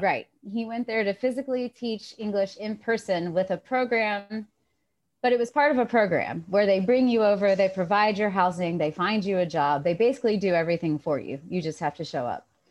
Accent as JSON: {"language": "English", "town": "Johnson City", "region": "Tennessee", "country": "United States", "tie": "born or raised there", "said": "I'm from Johnson City, Tennessee"}